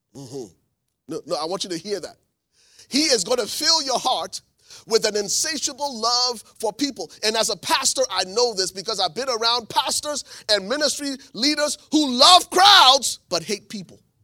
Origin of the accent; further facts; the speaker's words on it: Liberia; moved away; I'm from Liberia, West Africa